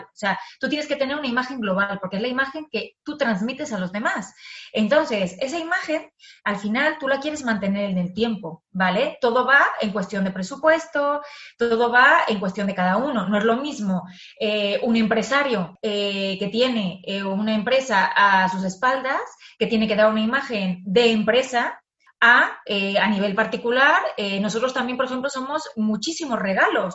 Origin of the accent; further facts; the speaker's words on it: Mexico; now in Madrid, Spain; yo soy mexicana, pero sí que es verdad que toda mi, mi familia, mis cuatro abuelos, son españoles